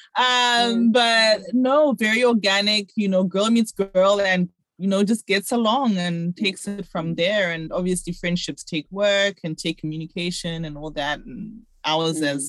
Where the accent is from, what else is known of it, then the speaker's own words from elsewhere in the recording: Zimbabwe; I really enjoyed my childhood. I was very lucky that obviously Zimbabwe was in a, in a different space than it is now